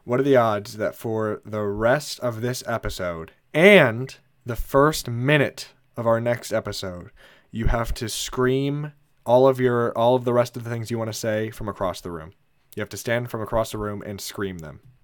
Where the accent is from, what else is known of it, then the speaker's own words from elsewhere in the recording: Indianapolis, Indiana, United States; we are from Indiana, specifically from Indianapolis.